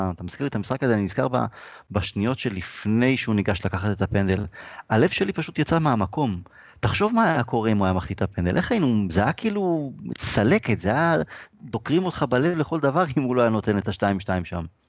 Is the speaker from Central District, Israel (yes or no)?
yes; Rishon LeZion, Central District, Israel; גדלתי בראשון